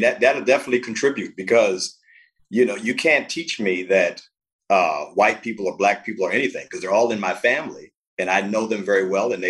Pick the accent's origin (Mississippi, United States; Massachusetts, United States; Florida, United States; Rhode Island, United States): Florida, United States; Miami; born there; So, you know, I'm biracial. Born in Miami, Florida. I moved around quite a bit because I was born to a teenage mom.